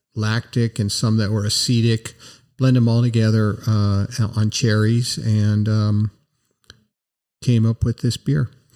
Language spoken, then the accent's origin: English; United States; I'm an American